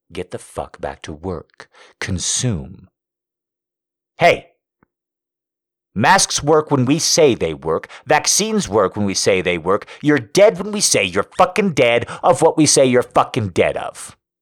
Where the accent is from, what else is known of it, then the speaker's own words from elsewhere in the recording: United States; being an American